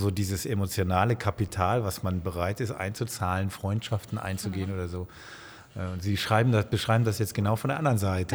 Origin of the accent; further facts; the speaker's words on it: Bonn, North Rhine-Westphalia, Germany; Ich bin äh, wie Sie in Bonn geboren